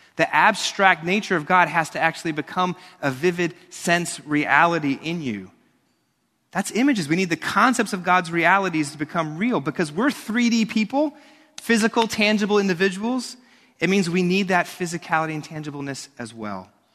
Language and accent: English; New York, United States; Growing up in New York and now a minister here